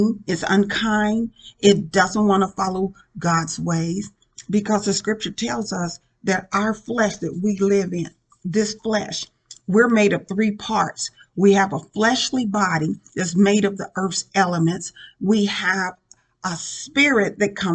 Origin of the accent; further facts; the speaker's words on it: Indianapolis, Indiana, United States; moved away as an adult; also born or lived in Richmond, Indiana; the Lord brought me back to my hometown in Indianapolis